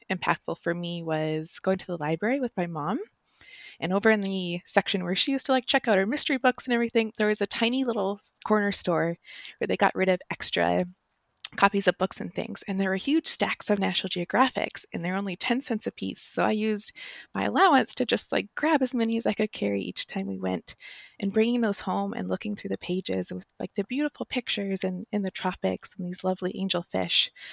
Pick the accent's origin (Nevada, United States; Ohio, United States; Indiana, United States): Nevada, United States; Las Vegas; I grew up in Las Vegas, Nevada, so the pure desert.